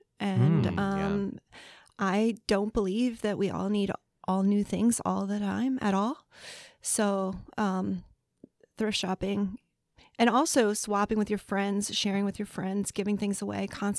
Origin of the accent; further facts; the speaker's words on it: Baltimore, Maryland, United States; I'm from Baltimore, so I'm saying that word very slowly and carefully.